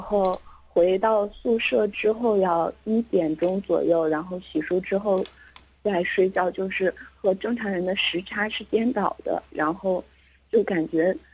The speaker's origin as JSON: {"language": "Chinese", "region": "Northeast China", "country": "China", "moved": "yes", "lives_now": "Hangzhou, China", "said": "咱们东北的"}